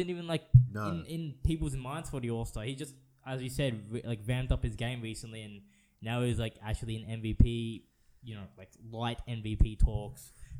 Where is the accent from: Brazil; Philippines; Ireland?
Philippines; perhaps I could make the Winter Olympics because I'm like Filipino.